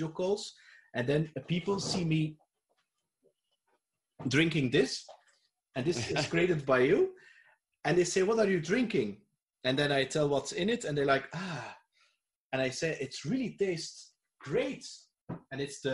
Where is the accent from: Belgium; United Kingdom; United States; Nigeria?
Belgium; I'm from Belgium, and the region where I live is very close